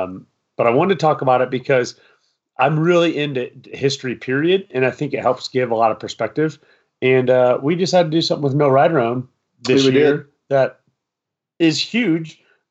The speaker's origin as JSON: {"language": "English", "region": "Iowa", "country": "United States", "moved": "yes", "said": "I'm from Iowa."}